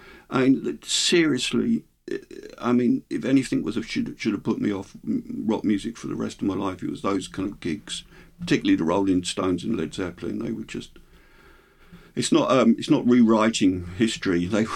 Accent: Hemel Hempstead, East of England, United Kingdom; growing up in a new town, I grew up in Hemel Hempstead, it's a new town.

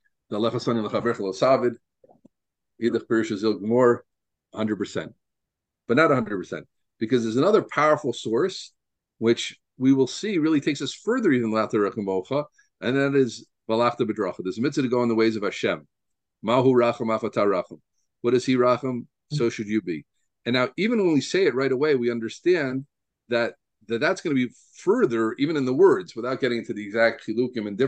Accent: Deal, New Jersey, United States; I grew up in Deal, New Jersey

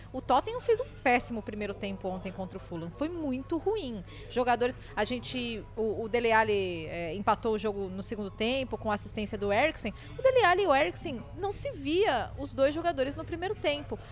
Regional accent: Brazil; eu sou brasileira

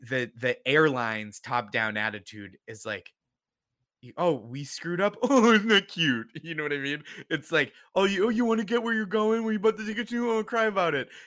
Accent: Boston, Massachusetts, United States; I'm from Boston

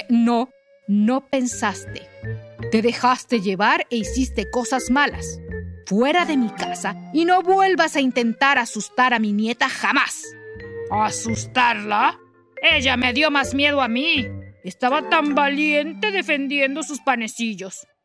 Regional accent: Mexico City, Mexico; Soy de la Ciudad de México y gracias por escuchar esto.

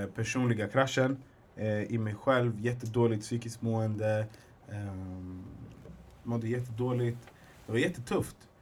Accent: Alby, Stockholm County, Sweden; jag är egentligen från södra Stockholm, från Alby

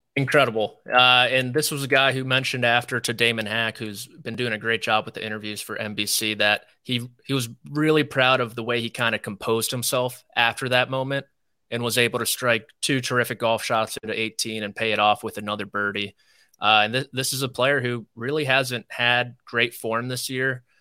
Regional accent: D.C., District of Columbia, United States; I grew up outside Washington, D C

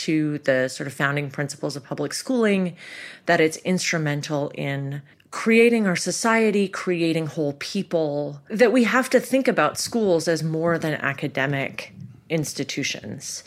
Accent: Toronto, Ontario, Canada; moved away as an adult; now in United States; I grew up in Toronto

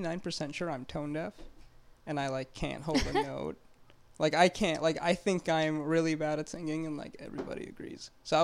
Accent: Montreal, Quebec, Canada; also born or lived in Saudi Arabia; I was born in Saudi, 94. And then when I was about 9 years old, my father, who is a cardiovascular surgeon, was pursuing a fellowship abroad in Canada. So the whole family packed up and moved to Montreal.

